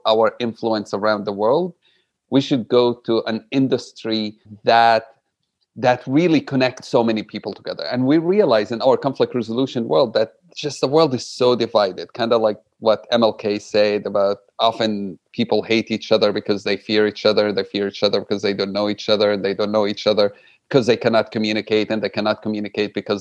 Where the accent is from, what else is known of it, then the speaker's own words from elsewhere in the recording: Jerusalem, Palestine; English is a second language; I grew up in Jerusalem, like you said, no passport, no citizenship